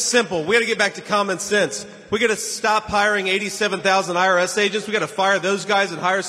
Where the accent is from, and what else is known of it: Ohio, United States; moved away as an adult